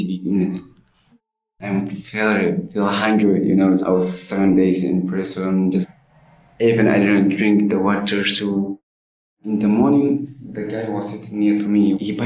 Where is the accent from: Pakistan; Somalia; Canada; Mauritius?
Somalia; English is a second language; moved away; I'm from Somalia.